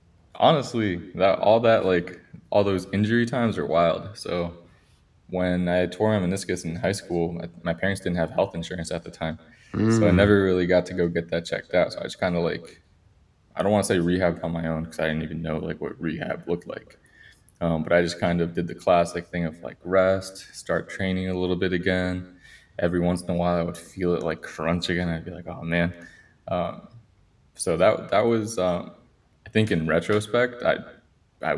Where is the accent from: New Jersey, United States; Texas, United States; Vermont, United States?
New Jersey, United States; also born or lived in Colombia; So born in Colombia, came to the U.S. when I was 6 years old. My parents and I, we moved to New Jersey